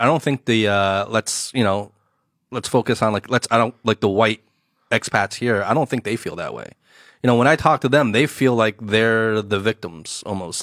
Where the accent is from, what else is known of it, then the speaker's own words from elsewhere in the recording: New Jersey, United States; moved away as an adult; now in Shanghai, China; my personal experience growing up in the states